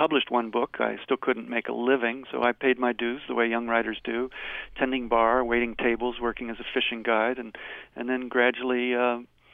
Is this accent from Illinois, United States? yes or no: no; Cincinnati, Ohio, United States; moved away as an adult; now in Montana, United States; I grew up in Cincinnati, came to Montana in 1973 after graduate school, and I've been here since then.